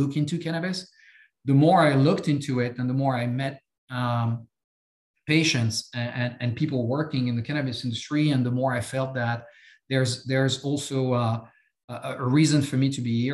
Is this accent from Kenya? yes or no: no; France; accent: French; English is a second language; moved away as an adult; I have some accent. I'm French. I grew up in France